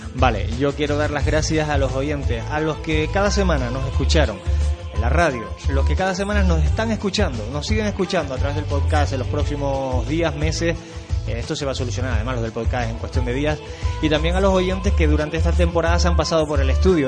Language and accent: Spanish; Canary Islands, Spain; aquí somos en Canarias muy, muy, muy, muy murgueros